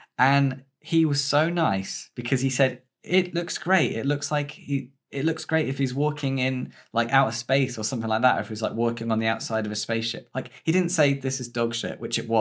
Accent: Stony Stratford, South East England, United Kingdom; my hometown

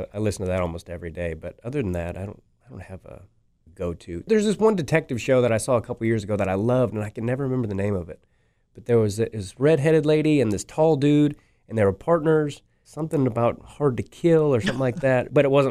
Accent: Kansas City, Missouri, United States; And I do love Kansas City, not just because it's my hometown, but crowds here are usually pretty good.

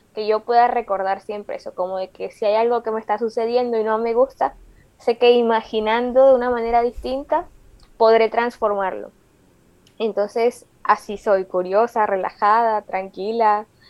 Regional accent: Colombia; soy colombiana, joven, tengo 28

